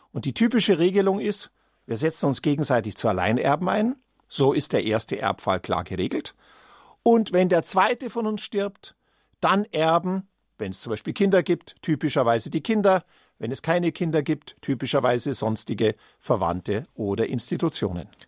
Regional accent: Munich, Bavaria, Germany; Ja, als Münchner sage ich natürlich ungern Berliner Testament

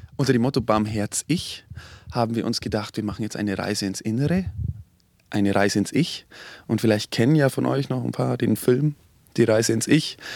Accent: Oberammergau, Bavaria, Germany; ich komme aus Oberammergau

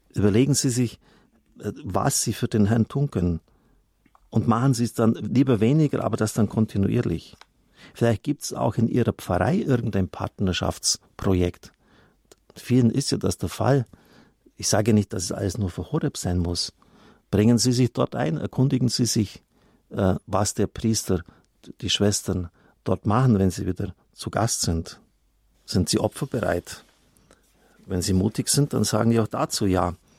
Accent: Swabia, Baden-Württemberg, Germany; ich komme aus Schwaben

